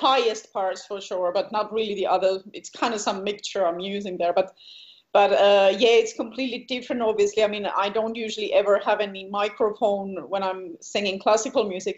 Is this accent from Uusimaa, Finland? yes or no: yes; Helsinki, Uusimaa, Finland; also born or lived in eastern Finland; I'm from Helsinki, so in Finland. And yeah, I grew up there. Kind of, how would you call it, maybe suburb. So not in the city, but maybe like 30 minutes from the city.